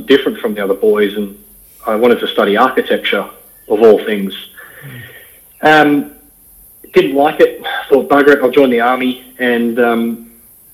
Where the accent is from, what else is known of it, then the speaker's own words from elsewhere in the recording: north of the Gold Coast, Queensland, Australia; we grew up just north of the theme parks down near Dreamworld, Wet n Wild, north of the Gold Coast in some bushland